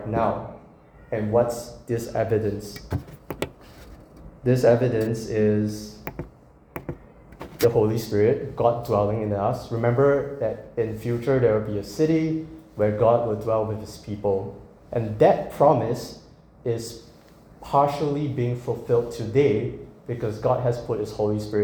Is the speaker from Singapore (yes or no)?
yes; Singapore; moved away; I'm from Singapore